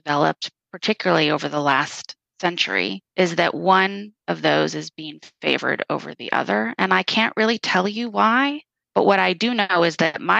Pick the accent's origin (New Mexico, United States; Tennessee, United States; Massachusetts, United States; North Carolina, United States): New Mexico, United States; I'm from New Mexico